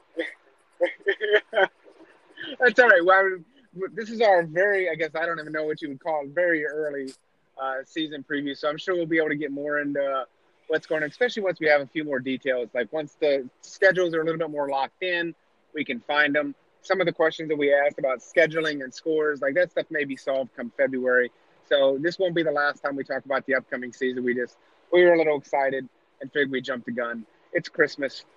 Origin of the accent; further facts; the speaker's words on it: East Coast, United States; I was born and raised on the East Coast